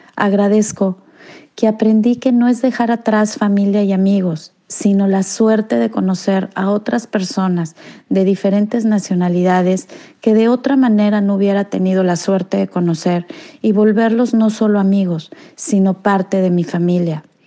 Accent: Mexico; now in United States; somos tan mexicanos para honrar a nuestros muertos

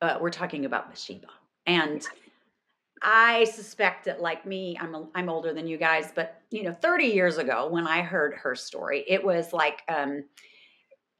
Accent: New York, United States; I'm also from New York

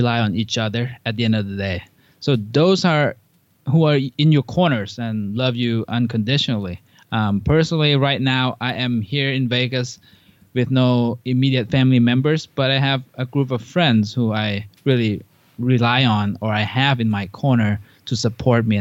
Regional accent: Thailand; moved away; I grew up in Thailand

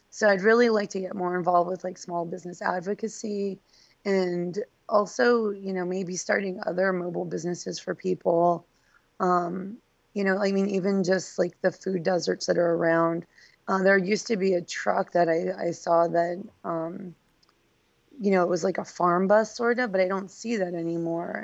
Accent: Reno, Nevada, United States; also born or lived in Phoenix, Arizona / Los Angeles, California; now in Baltimore, United States; I grew up in Reno, Nevada

